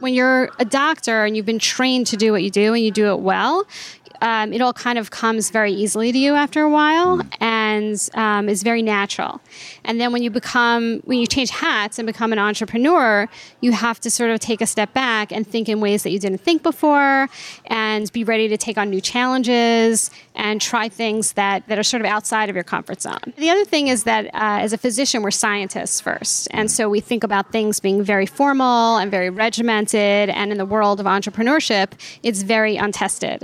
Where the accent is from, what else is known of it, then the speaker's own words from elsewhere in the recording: New York, United States; I grew up in New York and went to NYU Med School